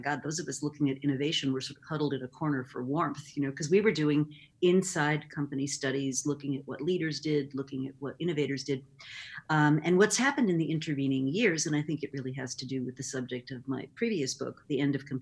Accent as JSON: {"language": "English", "town": "Rochester", "region": "New York", "country": "United States", "tie": "born or raised there", "said": "I grew up in Rochester, New York, and moved to New York City to go to Barnard College in the late 70s"}